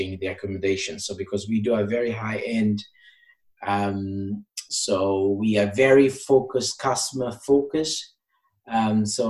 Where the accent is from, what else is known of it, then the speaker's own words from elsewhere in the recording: Portugal; English is a second language; moved away as an adult; now in England, United Kingdom; I'm from Portugal. So I came to England to study English and to get into uni.